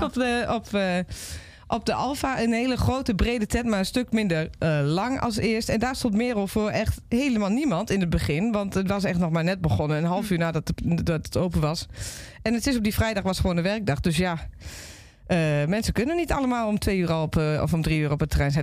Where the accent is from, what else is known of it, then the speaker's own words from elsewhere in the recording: Overijssel, Netherlands; in de regio waar ik vandaan kom